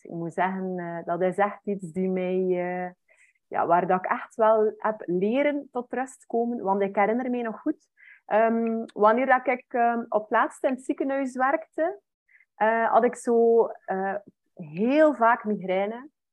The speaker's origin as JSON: {"language": "Dutch", "region": "West Flanders", "country": "Belgium", "said": "Ik ben afkomstig van West-Vlaanderen. Mensen gaan dat waarschijnlijk ook wel een beetje horen"}